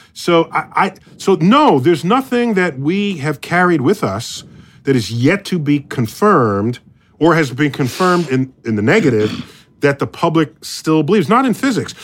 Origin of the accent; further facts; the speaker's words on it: United States; I'm as an American